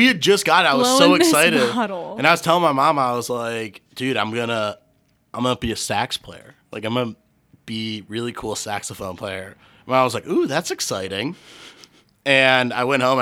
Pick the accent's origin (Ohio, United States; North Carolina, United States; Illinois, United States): Ohio, United States; Cleveland; I grew up in Cleveland